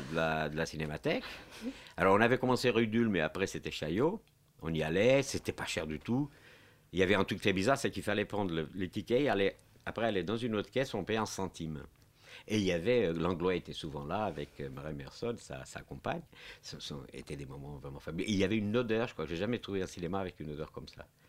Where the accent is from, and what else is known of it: Portugal; French is a second language; now in France